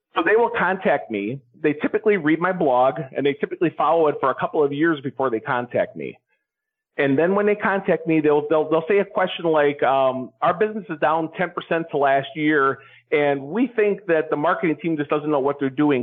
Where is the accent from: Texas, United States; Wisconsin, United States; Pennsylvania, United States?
Wisconsin, United States; move back to Wisconsin, which is my home state